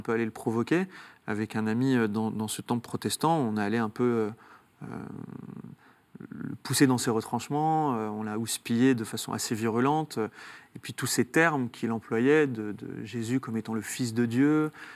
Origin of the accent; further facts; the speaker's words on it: Saint-Étienne, Auvergne-Rhône-Alpes, France; Je viens de Saint-Étienne, donc, de, parents algériens. on a grandi dans un quartier ouvrier